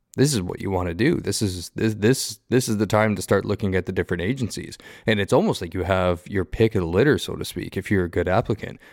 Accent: Southern Ontario, Canada; moved away; me growing up in Southern Ontario

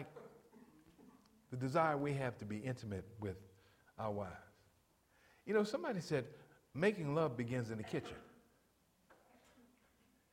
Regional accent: New York, United States; I'm an African-American male from New York. Growing up in New York as a man, as a black man

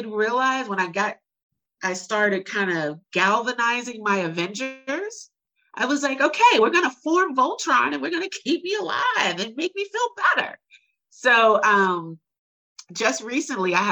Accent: Chicago, Illinois, United States; moved away as an adult; now in Houston, United States; I grew up really poor in Chicago.

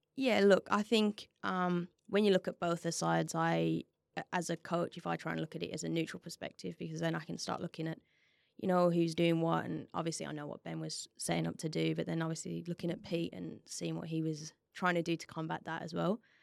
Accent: West Bromwich, West Midlands, United Kingdom; now in Perth, Australia; I'm originally from, uh, West Brom

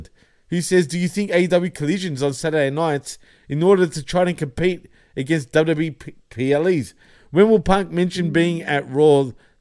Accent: England, United Kingdom; accent: English; my English accent

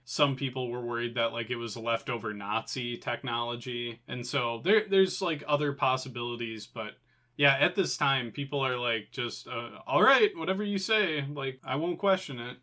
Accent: United States; as an American

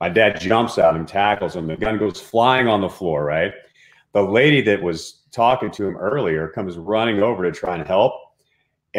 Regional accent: Dallas-Fort Worth area, Texas, United States; I grew up in Texas, right? In the Dallas-Fort Worth area

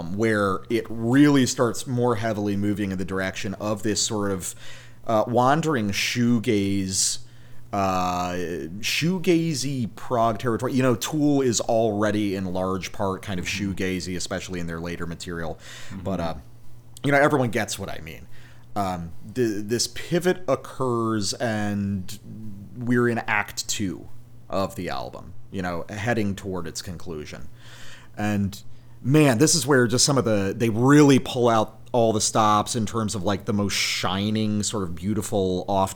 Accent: the South, United States; me growing up in the South

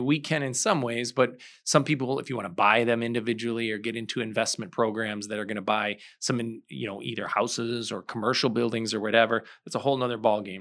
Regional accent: St. Charles, Illinois, United States; I grew up in Saint Charles.

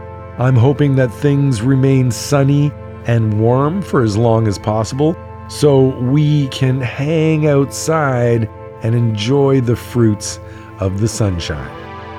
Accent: Toronto, Ontario, Canada; now in Vancouver Island, Canada; I'm old enough to have benefited from the years that the great Leroy Sibbles spent living in my hometown of Toronto between 1976 and 1991.

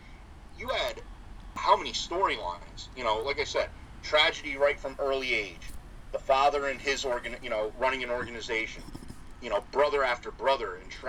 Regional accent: Northeast, United States; We're from the Northeast

